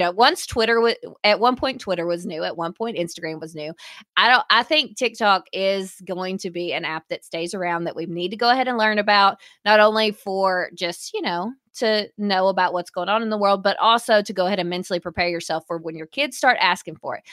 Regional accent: the South, United States; we are from the South, so especially in our region

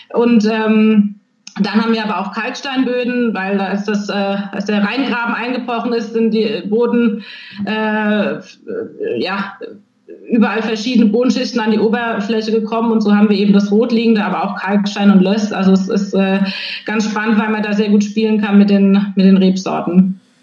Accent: Nierstein, Rhineland-Palatinate, Germany; komme ich aus Nierstein, aber auch aus Schwabsburg

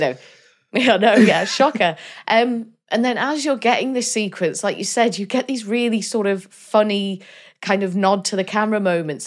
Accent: Denbigh, Wales, United Kingdom; I'm from I'm from Denby, just down the road from Colwyn Bay

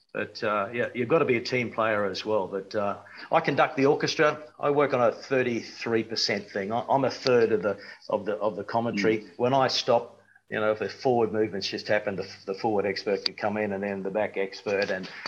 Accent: Queensland, Australia; moved away as an adult; also born or lived in New Zealand; Well, I'm a Queenslander and I went to New Zealand and I went for a holiday and ended up staying a decade.

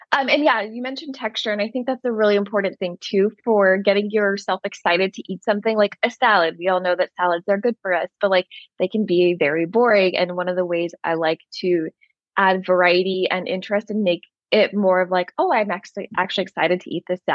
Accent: India; Like for instance, I'm Indian and there's just so many Indian recipes that are easy to veganize

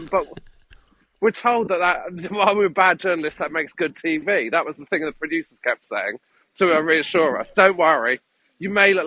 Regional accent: Devon, South West England, United Kingdom; I'm from Devon

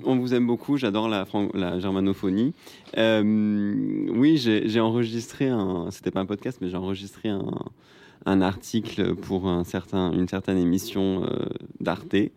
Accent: Marseille, Provence-Alpes-Côte d'Azur, France; je viens de Marseille

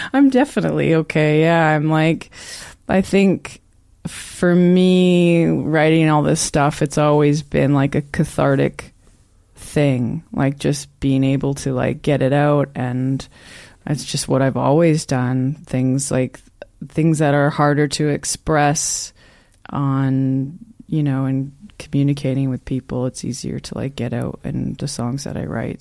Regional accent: Newmarket, Ontario, Canada; also born or lived in Toronto / Prince Edward County; now in Belleville, Canada; I'm from Newmarket

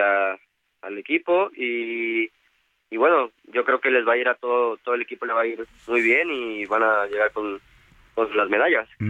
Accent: Veracruz, Mexico; yo soy originario de Veracruz

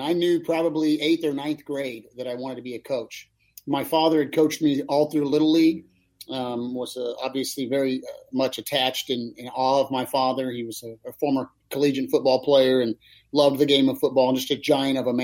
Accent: Kansas City, United States; I grew up in Kansas City, but we were 3 hours from Lincoln

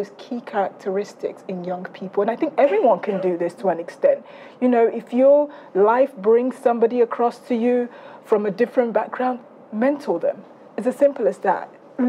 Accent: South East England, United Kingdom; I grew up in Surrey, so forgive me.

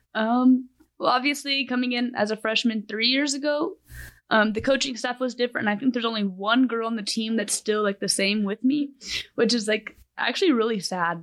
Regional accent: Amarillo, Texas, United States; I am from Amarillo, Texas.

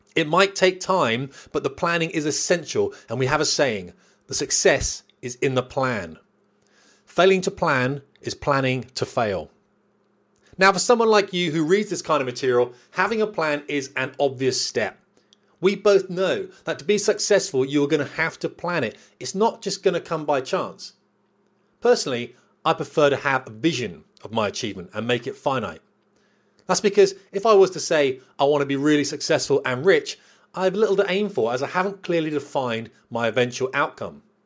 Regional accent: United Kingdom; we're British

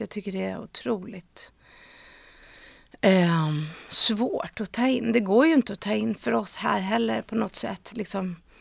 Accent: Stockholm, Stockholm County, Sweden; jag är uppvuxen på Östermalm och i Gamla stan. Um, och min pappa bodde på Söder. Så jag liksom eh, innerstadstjej

